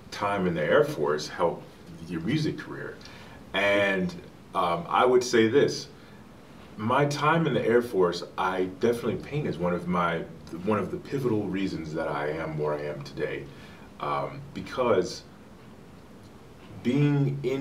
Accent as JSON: {"language": "English", "town": "Chicago", "region": "Illinois", "country": "United States", "tie": "born or raised there", "said": "I'm from Chicago"}